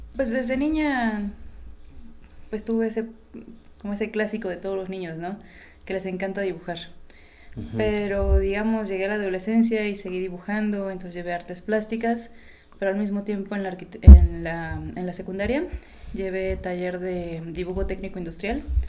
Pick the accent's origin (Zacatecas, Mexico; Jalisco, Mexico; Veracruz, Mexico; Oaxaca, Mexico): Oaxaca, Mexico; nací y crecí aquí, aunque de repente mis documentos dicen otra cosa